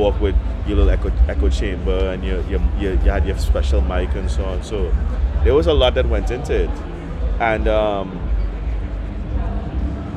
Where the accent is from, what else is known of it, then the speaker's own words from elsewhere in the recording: Trinidad & Tobago; growing up in Trinidad and Tobago